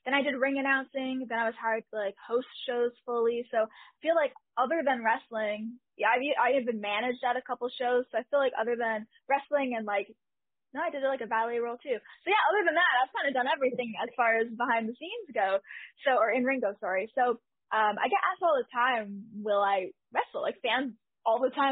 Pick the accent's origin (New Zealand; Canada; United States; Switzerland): Canada; I am Canadian